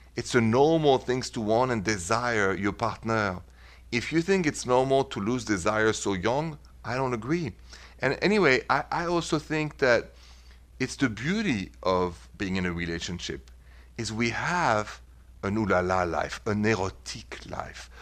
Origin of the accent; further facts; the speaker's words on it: Paris, Île-de-France, France; moved away as an adult; now in United States; I was born and raised in Paris and I've been in this beautiful country of mine, America, for the last twenty-four years